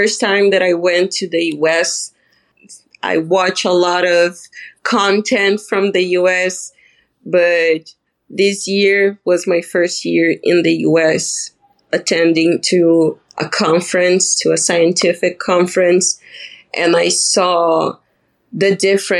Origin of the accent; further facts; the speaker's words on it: Balneário Camboriú, Santa Catarina, Brazil; English is a second language; my city is known as the Brazilian Dubai because we have like the highest buildings in Latin America